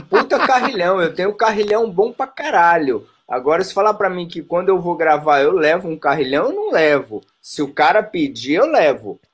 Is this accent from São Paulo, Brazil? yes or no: yes; ABC Paulista, São Paulo, Brazil; also born or lived in Rio de Janeiro / Bahia; sou do ABC Paulista.